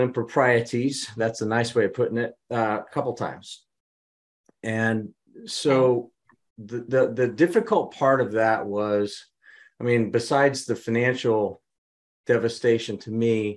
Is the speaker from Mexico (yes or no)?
no; Midwest, United States; I was from the Midwest